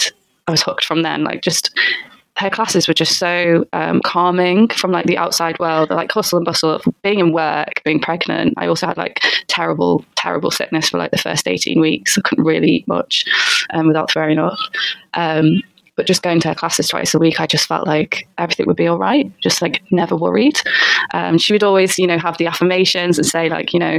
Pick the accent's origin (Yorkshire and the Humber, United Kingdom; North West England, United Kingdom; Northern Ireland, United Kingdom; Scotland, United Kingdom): North West England, United Kingdom; Liverpool; moved away as an adult; now in London, United Kingdom; I'm from Liverpool originally.